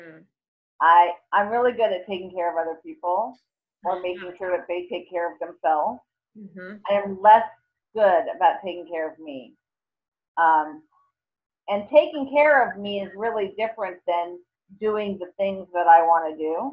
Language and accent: English; New York City, New York, United States; I'm from New York City